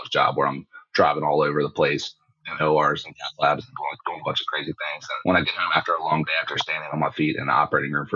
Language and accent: English; Maryland, United States; I'm from Maryland, and I don't really have a military family